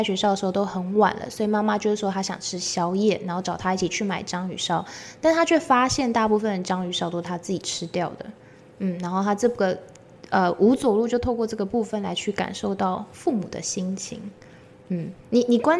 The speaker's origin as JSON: {"language": "Chinese", "region": "Taichung", "country": "Taiwan", "said": "我台中人，"}